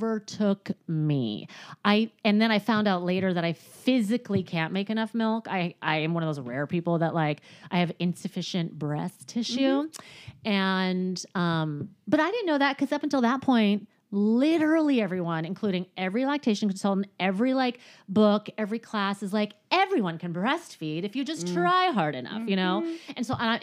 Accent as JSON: {"language": "English", "area": "Orange County", "region": "California", "country": "United States", "tie": "born or raised there", "said": "I grew up in Orange County"}